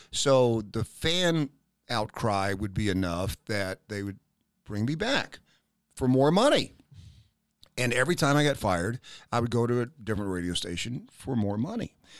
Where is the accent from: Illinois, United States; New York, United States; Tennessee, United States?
Tennessee, United States; Knoxville; moved away as an adult; also born or lived in Richmond, Virginia / Pittsburgh, Pennsylvania / Charlotte, North Carolina; now in Lee's Summit, United States; I grew up in Knoxville, Tennessee